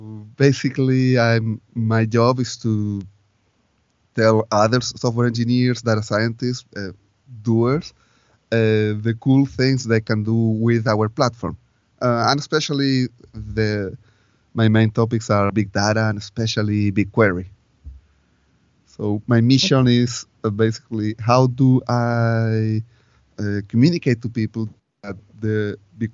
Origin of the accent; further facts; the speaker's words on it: Chile; moved away as an adult; now in San Francisco, United States; I grew up in Chile. I had most of my professional life there until 7 years ago when I got my Google interview